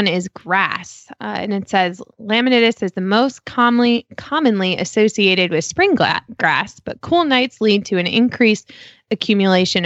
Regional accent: Chicago, Illinois, United States; now in Damascus, Maryland, United States; I grew up in Chicago and like worked in a barn my whole life, like as a teenager

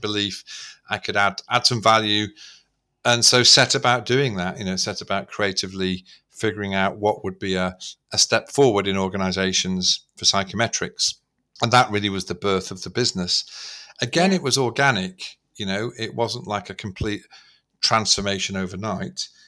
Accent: Manchester, North West England, United Kingdom; I was brought up in Manchester at that time

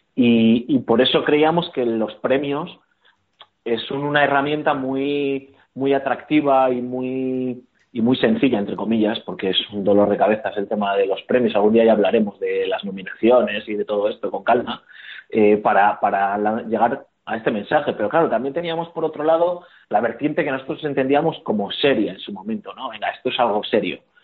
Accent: Bilbao, Basque Country, Spain; como somos de Bilbao, por lo menos yo soy de Bilbao

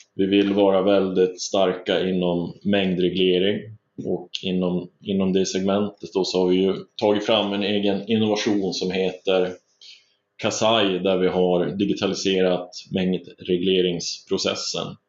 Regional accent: northern Sweden, Sweden; moved away as an adult; now in Stockholm, Sweden; jag växte upp uppe i norra Sverige

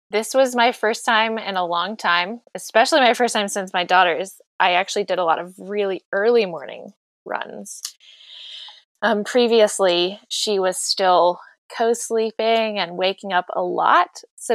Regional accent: North Carolina, United States; moved away as an adult; also born or lived in Florida; I am a pastor, a mom in North Carolina. I grew up in North Carolina, and after living in Florida for a couple of years, I'm happy to be back.

